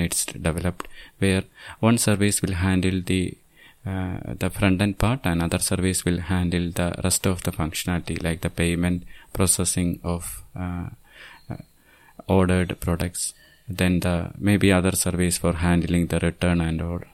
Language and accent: English; Thiruvananthapuram, Kerala, India; I'm from Thiruvananthapuram, Kerala state, which is on the southernmost part of India